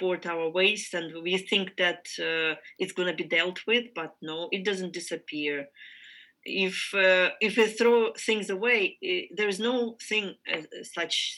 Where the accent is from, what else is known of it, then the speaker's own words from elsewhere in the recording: Ukraine; I am from Ukraine